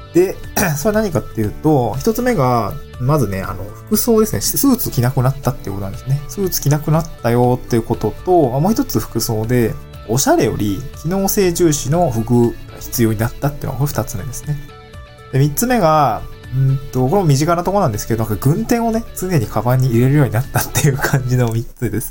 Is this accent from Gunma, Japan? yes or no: no; Niigata, Japan; also born or lived in Tokyo; now in Awaji Island, Japan; 私の地元の新潟県